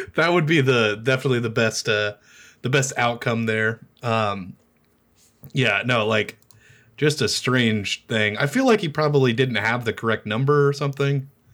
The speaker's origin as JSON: {"language": "English", "town": "Omaha", "region": "Nebraska", "country": "United States", "moved": "as an adult", "lives_now": "Lincoln, United States", "said": "I live in Lincoln now, but I'm from Omaha."}